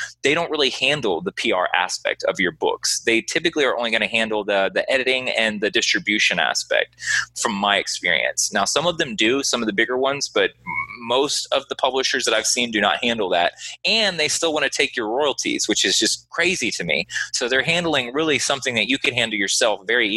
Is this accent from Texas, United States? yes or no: yes; Houston, Texas, United States; I'm from Houston, Texas